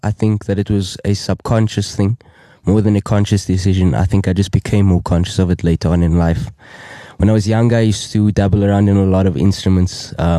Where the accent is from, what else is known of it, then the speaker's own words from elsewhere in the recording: Cape Town, Western Cape, South Africa; I'm from around the corner, Cape Town, South Africa. I grew up in Cape Town, around the southern suburbs, Wynberg area, spent majority of my life and my childhood around that area.